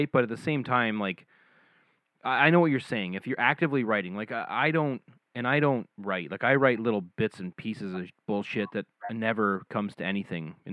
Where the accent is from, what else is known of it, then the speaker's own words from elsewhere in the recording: Scotland, United Kingdom; I'm I'm from Scotland, so I love